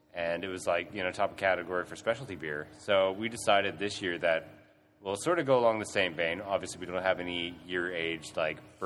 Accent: Canada; now in Australia; I'm from Canada

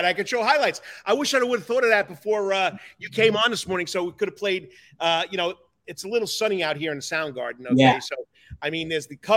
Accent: New York, United States; accent: New York; now in Savannah, United States; my New York accent here, the fast-talking Italian

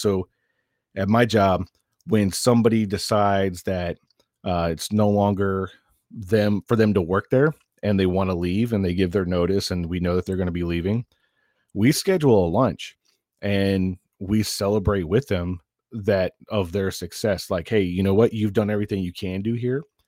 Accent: the South, United States; moved away; also born or lived in northern New York; I grew up in the South

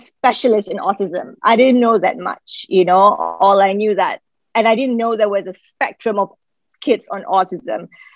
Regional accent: Malaysia; moved away as an adult; now in Qatar; I'm from Malaysia. I've been here since 2007.

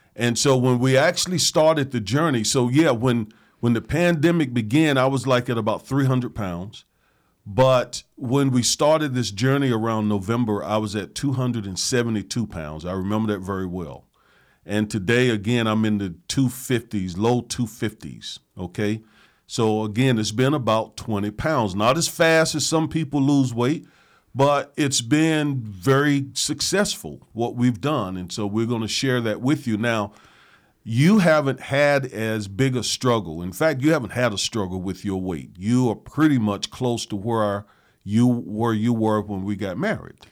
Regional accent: the South, United States; I grew up in the South. I grew up on soul food

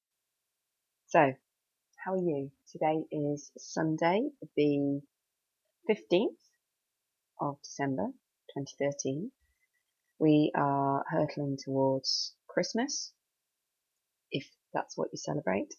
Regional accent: United Kingdom; now in Cheshire, United Kingdom; I'm British with my obsession with the weather

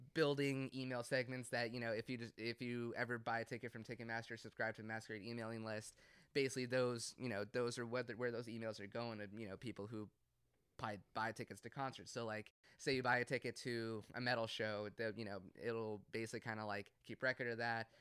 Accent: Cumming, Georgia, United States; I grew up in Cumming

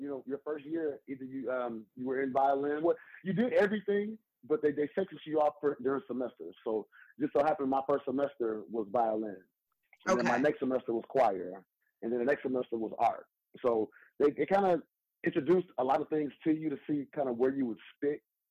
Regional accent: Houston, Texas, United States; I'm a native of Houston, Texas, the southeast side, a section called South Park, born and raised

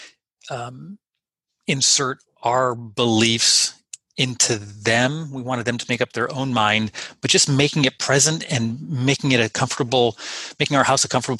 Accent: Los Angeles, California, United States; I'm from Los Angeles

